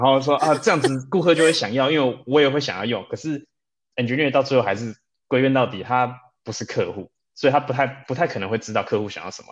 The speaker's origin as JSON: {"language": "Chinese", "town": "Taipei", "country": "Taiwan", "tie": "born or raised there", "also_born_or_lived": "Munich, Germany", "moved": "as an adult", "lives_now": "Berlin, Germany", "said": "我来德国很多年了啦，我是在台北长大的。不过我退伍之后就决定到慕尼黑去实习"}